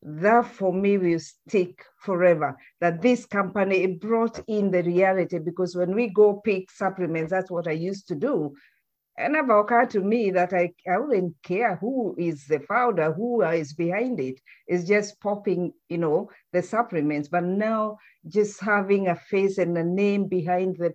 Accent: Kenya; moved away; we come from Kenya

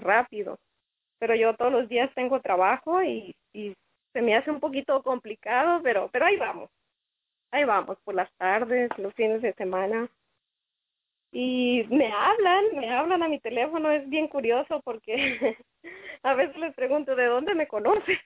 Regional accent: Culiacán, Sinaloa, Mexico; moved away; yo soy de Sinaloa, de Culiacán

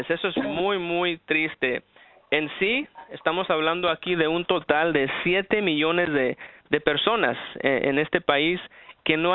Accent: Los Angeles, California, United States; also born or lived in Aguascalientes, Mexico; soy nacido en Aguascalientes, México. Vine aquí a los Estados Unidos por ahí como a los tres años y pues prácticamente toda mi vida he vivido en la ciudad de Los Ángeles.

